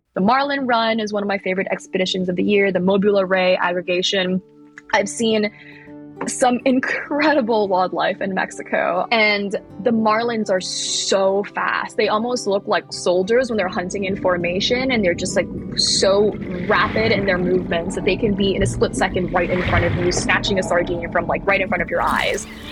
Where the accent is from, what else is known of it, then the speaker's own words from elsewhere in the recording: Thailand; I grew up in Thailand and I spent my childhood foraging around